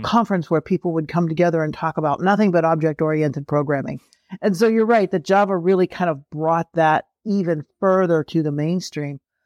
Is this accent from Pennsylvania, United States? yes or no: yes; Pennsylvania, United States; I grew up in Pennsylvania